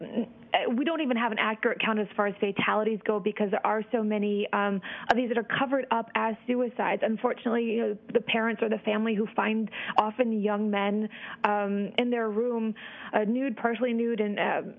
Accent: Iceland; I'm originally from Iceland, and we have our phone books listed by first name

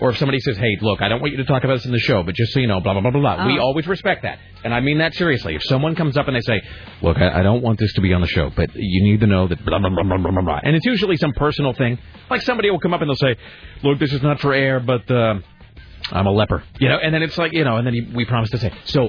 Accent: United States; No, I'm an American.

